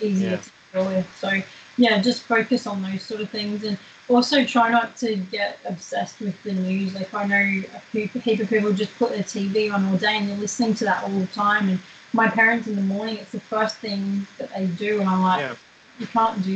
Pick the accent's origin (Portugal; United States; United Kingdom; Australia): Australia; Queensland; in Queensland, my home state